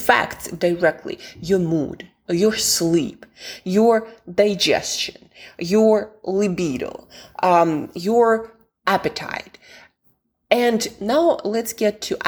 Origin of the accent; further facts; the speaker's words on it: Siberia, Russia; moved away; also born or lived in London; I'm from Siberia, Russia originally, and I spent quite some time in London